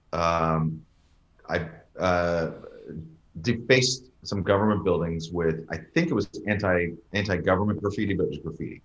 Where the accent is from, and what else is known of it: Canada; moved away as an adult; also born or lived in United States / London, England